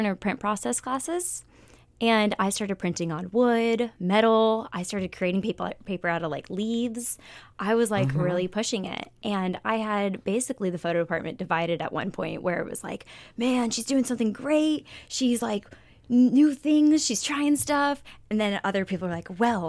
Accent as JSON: {"language": "English", "region": "Florida", "country": "United States", "moved": "as an adult", "said": "I'm from Florida, like on the beaches."}